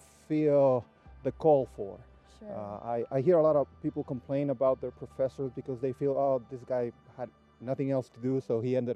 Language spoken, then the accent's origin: English; Baja California, Mexico; moved away as an adult; also born or lived in Mexico City, Mexico; now in Weimar, United States; Well, I was born in Mexico City, and my family moved when I was 7 years old to Baja California, and I spent the better part of my life there. Actually, everything I've done was in Baja